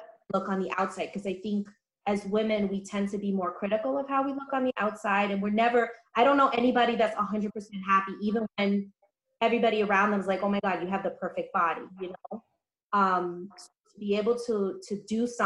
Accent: New York City, New York, United States; I'm from the Bronx, born and raised

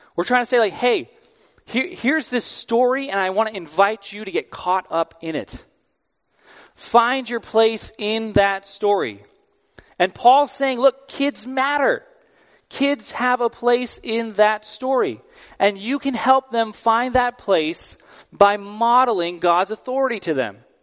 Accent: East Coast, United States; I'm from the East Coast.

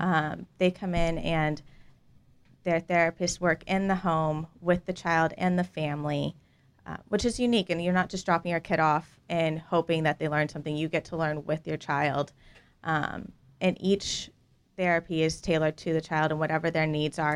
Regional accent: Dallas, Texas, United States; I was raised in Dallas.

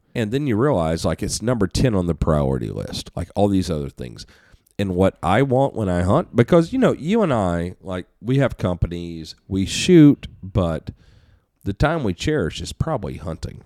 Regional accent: United States; I'm an American

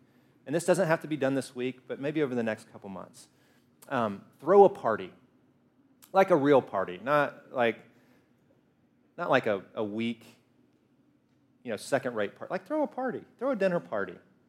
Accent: Alabama, United States; No, I grew up in Alabama. Alabama? Yeah, I grew up in Alabama, where we fry everything. Everybody's a redneck. Like, I disguise my voice so you can't tell, but I am a redneck, too.

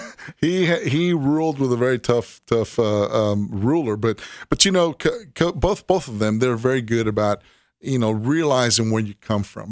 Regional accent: Miami, Florida, United States; now in Tennessee, United States; grew up in Miami, Florida

